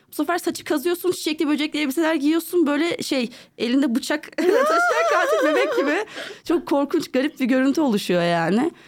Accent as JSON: {"language": "Turkish", "region": "Istanbul", "country": "Turkey", "tie": "born or raised there", "said": "doğma büyüme buralıyım İstanbulluyum hmm. e, ve e, artık Avrupa yakası, Avrupa yakasında büyüdüm ben"}